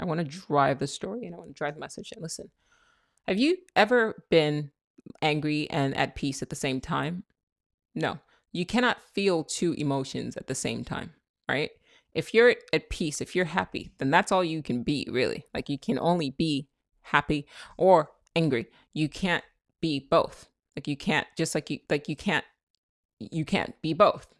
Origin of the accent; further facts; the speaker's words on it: Nigeria; I'm Nigerian, that's how we talk.